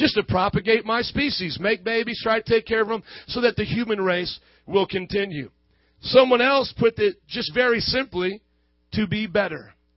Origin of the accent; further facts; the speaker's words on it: Fort Wayne, Indiana, United States; I come from Fort Wayne, Indiana, and these are my parents